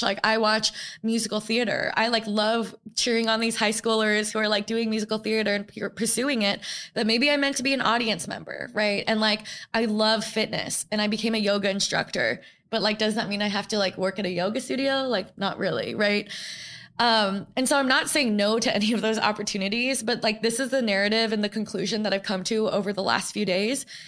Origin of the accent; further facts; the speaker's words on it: New York, United States; I grew up in New York